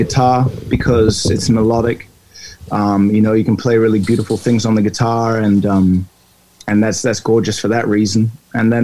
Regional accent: New Zealand; also born or lived in Saint Lucia; I moved from St. Lucia to New Zealand. And I was growing up, so the music was different there

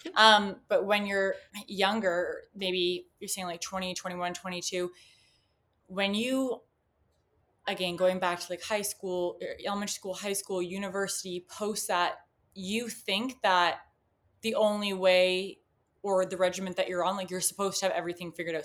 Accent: Canada; I'm from Canada

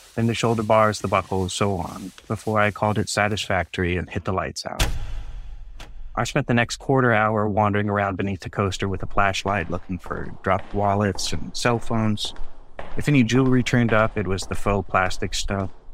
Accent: Portland, Oregon, United States; We grew up in Portland

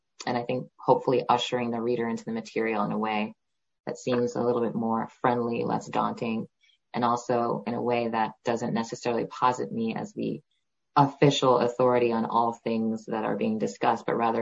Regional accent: Stony Brook, New York, United States; I did grow up on Long Island. I was born in New York City and raised in Stony Brook

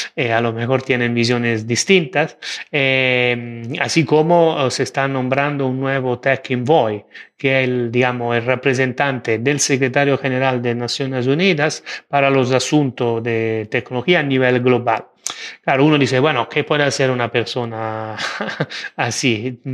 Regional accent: Italy; Spanish is a second language; now in Spain; como soy italiano

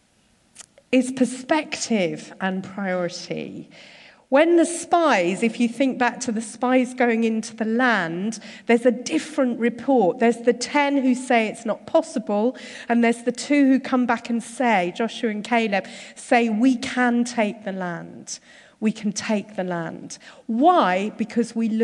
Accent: Surbiton, London, United Kingdom; moved away as an adult; also born or lived in Derby; I've lived a fairly sheltered life growing up in Surbiton

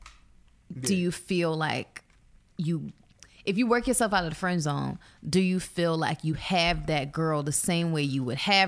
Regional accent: East Coast, United States; now in Los Angeles, United States; For me, my sexually attracted, not like a dominating type of guy, like an aggressive guy. I'm from the East Coast.

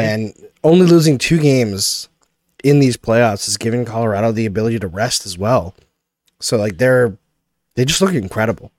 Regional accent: Canada; growing up outside of Quebec

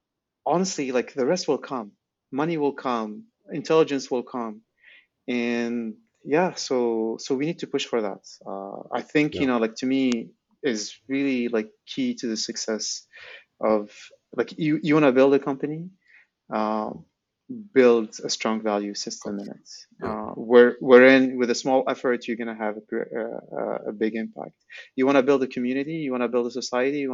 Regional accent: Algeria; also born or lived in Silicon Valley; I'm from Algeria, and, you know, like my parents grew up during the French colonization

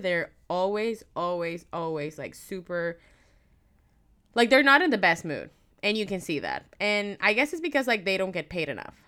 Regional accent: Caracas, Capital District, Venezuela; now in Vancouver, Canada; So, I am from Caracas, which is the capital, and I had not been back since I moved to Vancouver

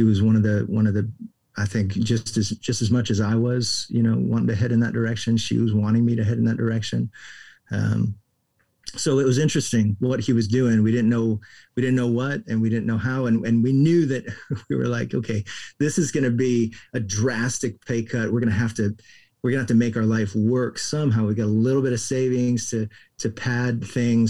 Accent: Florida, United States; moved away as an adult; also born or lived in Houston, Texas / England / Austin, Texas; Then we were in Florida by the time I was six and then grew up in Florida till I graduated from high school.

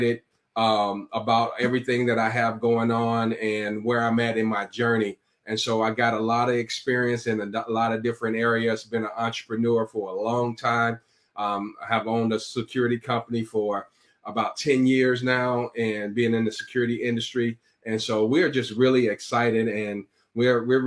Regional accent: Chicago, Illinois, United States; also born or lived in Iowa; I'm born and raised in Chicago

